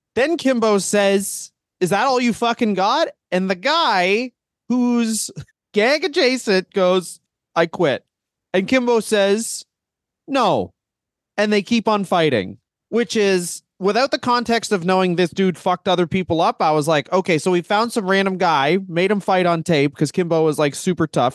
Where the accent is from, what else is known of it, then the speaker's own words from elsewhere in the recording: Canada; we're Canadian